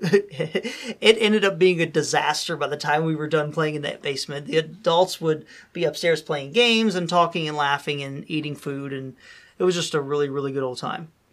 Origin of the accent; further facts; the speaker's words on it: Dayton, Ohio, United States; moved away; we would all come back to, uh, my hometown, which was Dayton, Ohio